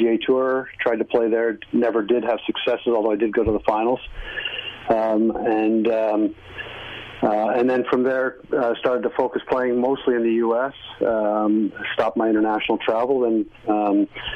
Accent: Niagara Peninsula, Ontario, Canada; I grew up in the Niagara Peninsula

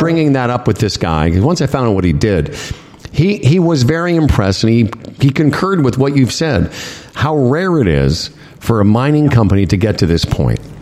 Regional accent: Moose Jaw, Saskatchewan, Canada; moved away; Tim and I grew up in real, real winter, like where where we grew up in Moose Jaw

